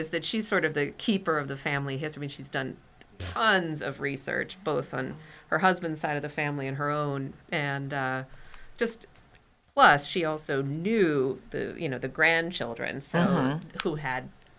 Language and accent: English; Denver, Colorado, United States; now in Virginia, United States; I grew up in Colorado and nothing grew in it was basically a desert in Denver